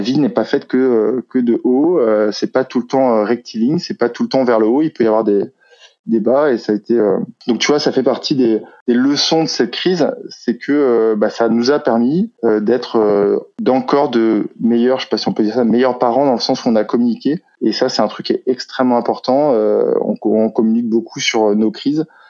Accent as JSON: {"language": "French", "region": "Brittany", "country": "France", "said": "je suis breton"}